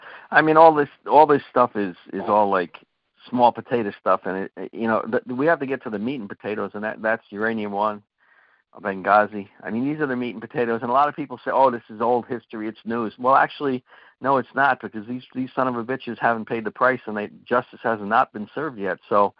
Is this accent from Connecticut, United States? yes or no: yes; Connecticut, United States; moved away; I'm from Connecticut originally.